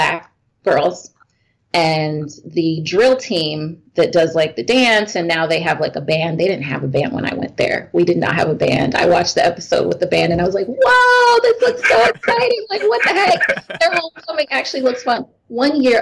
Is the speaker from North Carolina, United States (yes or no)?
no; Oak Park, Illinois, United States; I grew up in Oak Park